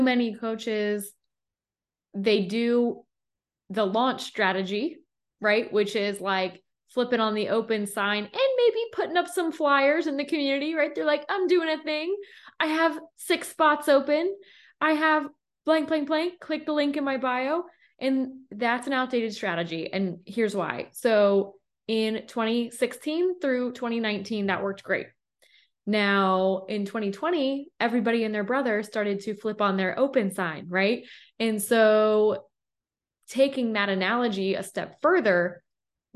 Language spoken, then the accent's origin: English; Philadelphia, Pennsylvania, United States; I'm from Philly. And so I got that little East Coast intensity behind me.